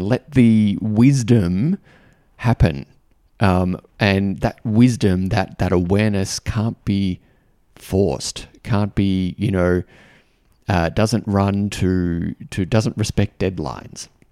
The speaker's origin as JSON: {"language": "English", "country": "Australia", "said": "I'm an Australian guy"}